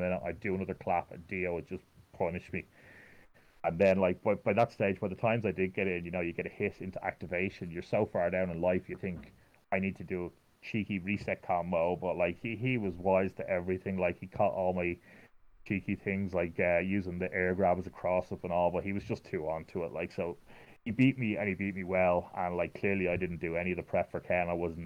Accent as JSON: {"language": "English", "country": "Ireland", "said": "me being Irish"}